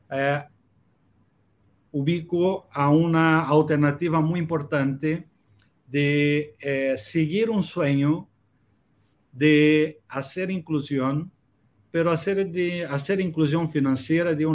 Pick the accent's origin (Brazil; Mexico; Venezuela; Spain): Brazil; Spanish is a second language; now in Chile; Mira, yo, yo vengo de Brasil, soy un brasileño que vivo en Chile a 11 años ya